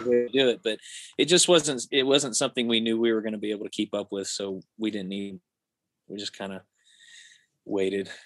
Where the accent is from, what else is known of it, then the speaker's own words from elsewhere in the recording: Missouri, United States; we grew up in Missouri together